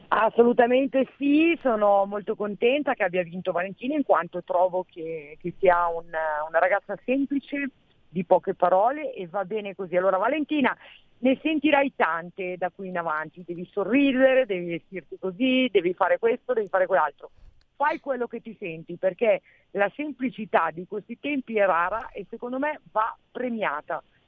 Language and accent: Italian; Giussano, Lombardy, Italy; Io sono nativa di Giussano